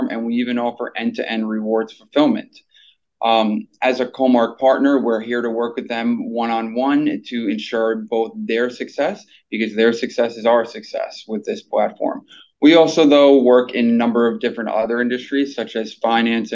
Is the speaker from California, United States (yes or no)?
no; New York City, New York, United States; I'm from New York City.